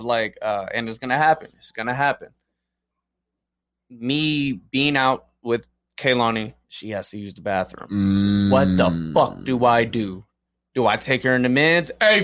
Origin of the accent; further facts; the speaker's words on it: Las Vegas, Nevada, United States; born and raised in Vegas